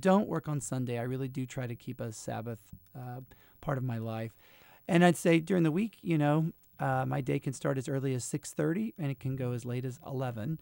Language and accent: English; Jackson, Mississippi, United States; moved away; I'm originally from Jackson, Mississippi